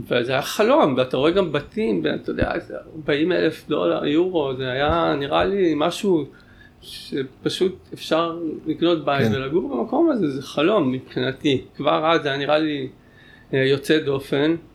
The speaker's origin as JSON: {"language": "Hebrew", "town": "Tel Aviv", "region": "Tel Aviv District", "country": "Israel", "tie": "born or raised there", "also_born_or_lived": "Tel Baruch / Canary Islands", "said": "גדלתי אומנם ברמת אביב"}